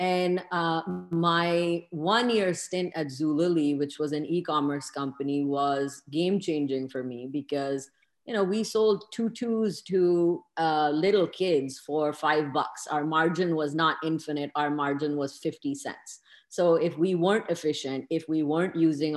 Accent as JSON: {"language": "English", "town": "Lahore", "region": "Punjab", "country": "Pakistan", "tie": "born or raised there", "moved": "yes", "lives_now": "Seattle, United States", "said": "I grew up in Lahore"}